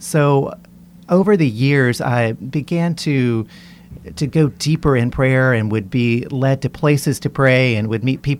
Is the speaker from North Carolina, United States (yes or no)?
yes; Western North Carolina, United States; moved away as an adult; now in Baton Rouge, United States; I grew up in Western North Carolina in a Baptist family